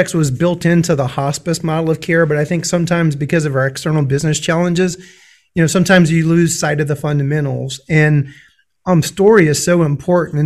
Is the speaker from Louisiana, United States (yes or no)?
yes; Louisiana, United States; I'm from Louisiana. One of my jokes is I grew up in a foreign country.